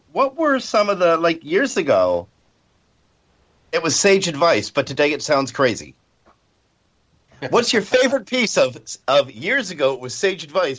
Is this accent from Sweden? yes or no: no; Canada; I'm Canadian